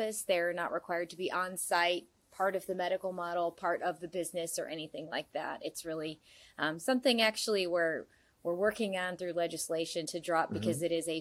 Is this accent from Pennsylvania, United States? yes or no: no; Indiana, United States; I'm from Indiana